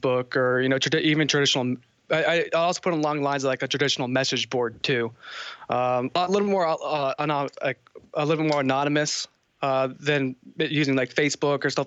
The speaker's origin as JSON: {"language": "English", "region": "Northern Virginia", "country": "United States", "said": "I'm from Northern Virginia, near D.C."}